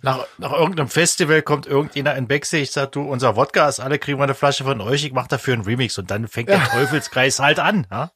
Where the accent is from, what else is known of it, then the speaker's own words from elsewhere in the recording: Germany; als Deutscher äh, in Mexiko